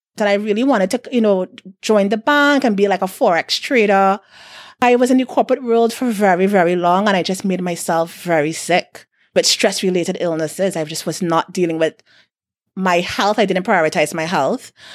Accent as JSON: {"language": "English", "region": "South Trinidad", "country": "Trinidad & Tobago", "said": "I'm from South"}